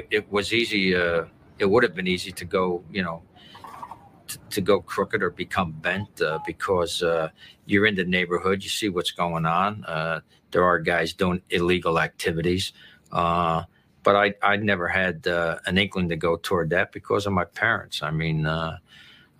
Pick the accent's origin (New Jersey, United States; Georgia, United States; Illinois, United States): New Jersey, United States; I grew up in New Jersey, and I grew up in an Italian neighborhood